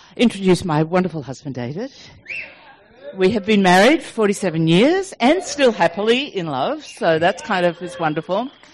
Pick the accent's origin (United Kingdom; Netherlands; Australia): Australia; Sydney, New South Wales; moved away as an adult; now in Denver, United States; our accent doesn't sound like American. So, we, yes, we are from Sydney, Australia, but we are now living in Colorado and Denver